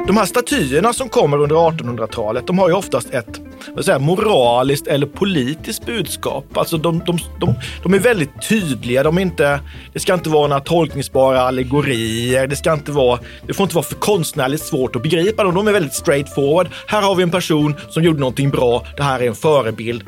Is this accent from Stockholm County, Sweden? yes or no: no; Oskarshamn, Kalmar County, Sweden; söder om Oskarshamn, där jag kommer ifrån